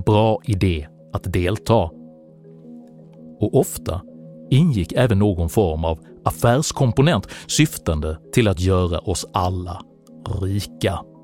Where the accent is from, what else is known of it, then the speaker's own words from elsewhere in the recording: Malmö, Skåne, Sweden; Jag växte upp i Malmö på 70-talet